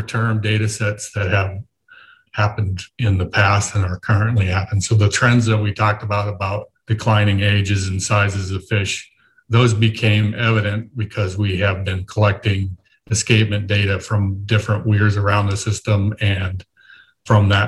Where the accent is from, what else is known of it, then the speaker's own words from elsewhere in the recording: Wyoming, United States; moved away; I grew up in Wyoming and did a lot of elk